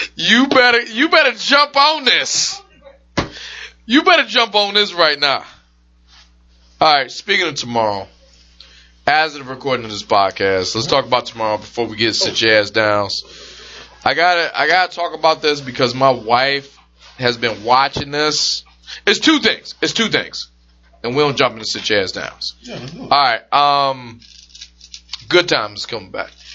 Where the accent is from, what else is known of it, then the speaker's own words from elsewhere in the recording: Detroit, Michigan, United States; I'm from Detroit